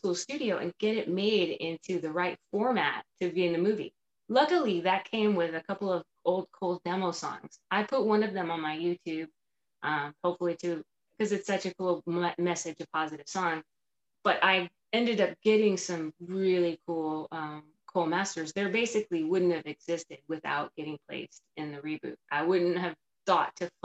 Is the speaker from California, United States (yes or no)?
yes; Palmdale, California, United States; moved away; where I grew up in East Palmdale